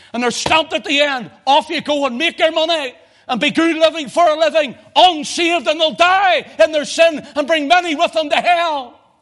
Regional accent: Belfast, Northern Ireland, United Kingdom; I'm that boy from Belfast, the back streets

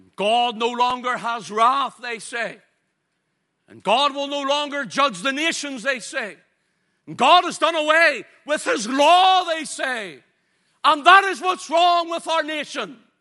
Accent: Ulster, Northern Ireland, United Kingdom

